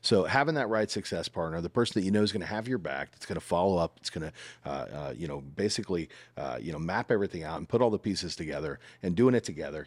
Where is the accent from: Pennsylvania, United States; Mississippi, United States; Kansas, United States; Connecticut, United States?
Kansas, United States; Salina; now in Greenville, United States; I'm from Salina, Kansas originally.